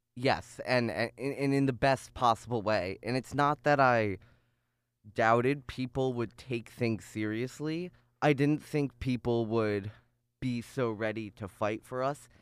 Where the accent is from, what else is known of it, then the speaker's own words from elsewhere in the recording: North Chicago, Illinois, United States; moved away as an adult; now in Ithaca, United States; I grew up in North Chicago, um, in a very very Jewish area.